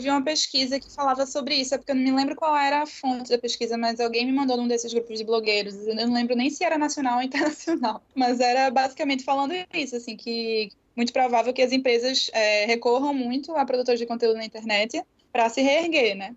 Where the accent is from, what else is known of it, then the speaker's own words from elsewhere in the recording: Recife, Pernambuco, Brazil; eu sou recifense